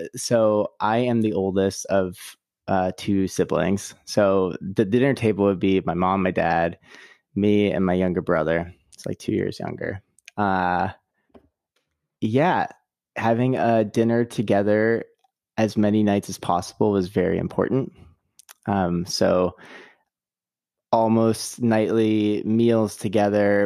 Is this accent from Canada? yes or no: yes; Canada; now in United States; I'm originally Canadian